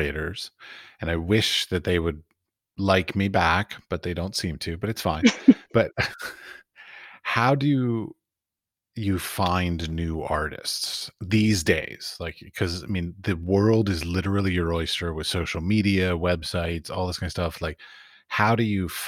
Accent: United States; I'm American, I do it in English

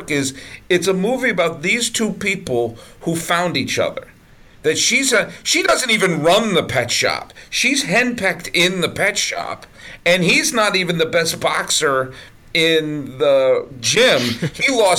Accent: Boston, Massachusetts, United States; also born or lived in New York; now in California, United States; I grew up in the suburbs of Boston

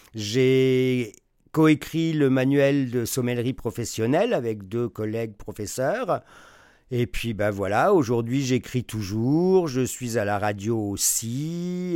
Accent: France; moved away as an adult; now in Quebec, Canada; je suis originaire de France. Quand je suis arrivé au Québec il y a 27 ans

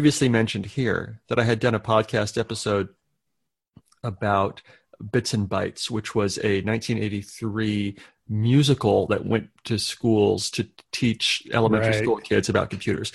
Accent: United States; as an American

